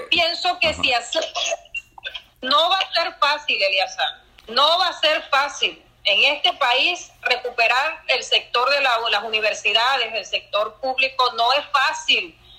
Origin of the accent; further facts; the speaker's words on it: Venezuela; como venezolano que le duele su universidad y le duele su país